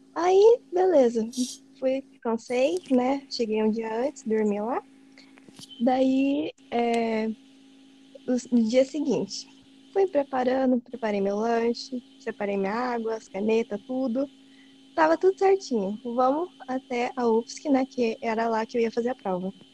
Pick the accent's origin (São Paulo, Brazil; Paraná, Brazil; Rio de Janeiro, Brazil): São Paulo, Brazil; eu não sou daqui, eu sou de São Paulo